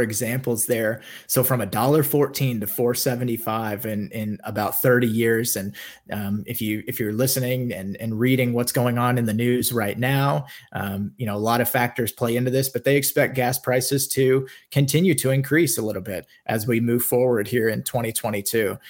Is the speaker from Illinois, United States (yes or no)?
no; Kansas, United States; moved away as an adult; also born or lived in Orlando, Florida; I grew up in Kansas